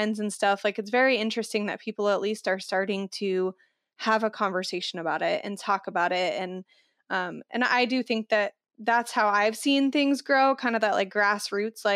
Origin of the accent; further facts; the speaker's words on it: Phoenix, Arizona, United States; now in Kansas City, United States; I live in Kansas City, which is literally smack dab in the middle of the United States. And I grew up in Phoenix